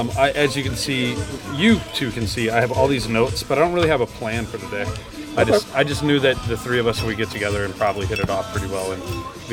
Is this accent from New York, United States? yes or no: no; Shreveport, Louisiana, United States; moved away; So I grew up in the middle. I grew up in North Louisiana. A little town called Shreveport.